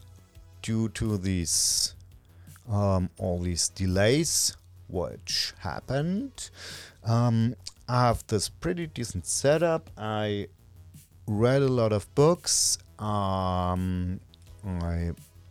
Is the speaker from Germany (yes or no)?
yes; Germany; first language German; English is a second language; Natively, I'm from Germany, and natively speaking, I'm German